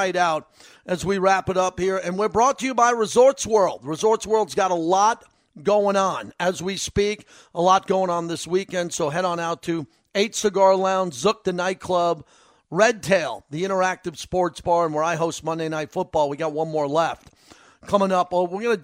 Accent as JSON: {"language": "English", "area": "Long Island", "region": "New York", "country": "United States", "tie": "born or raised there", "said": "I grew up in Long Island, New York"}